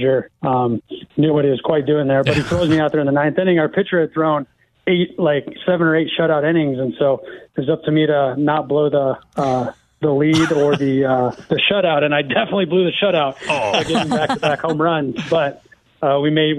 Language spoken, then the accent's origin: English; Iowa, United States; born or raised there; moved away